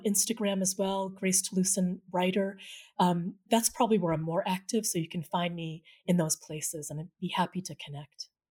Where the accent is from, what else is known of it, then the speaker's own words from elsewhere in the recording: New England, United States; the Filipino-American community as I experienced it growing up in New England in the seventies and eighties